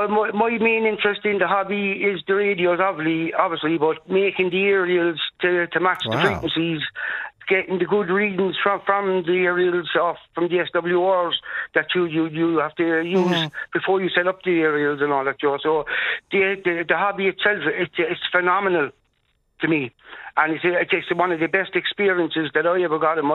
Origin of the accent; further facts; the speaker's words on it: Cork, Munster, Ireland; In Cork, I'm originally from Collins's Barracks Glen.